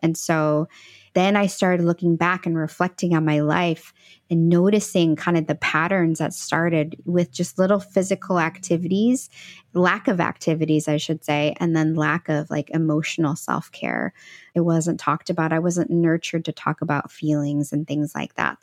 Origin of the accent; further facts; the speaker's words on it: Midwest, United States; also born or lived in El Salvador; I was actually adopted from Central America, and she was, uh, raising me in the Midwest